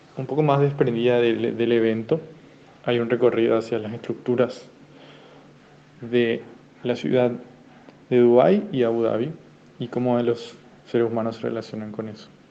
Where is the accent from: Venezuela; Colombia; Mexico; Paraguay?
Paraguay; Asunción; Estoy en Asunción ahora mismo, Asunción, Paraguay, de donde soy